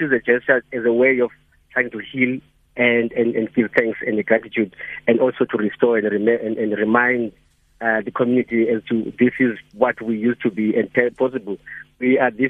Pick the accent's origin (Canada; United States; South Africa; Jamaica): South Africa; Ngobozana, Eastern Cape; now in Cape Town, South Africa; my community, which is the village where I grew up in Ngomozan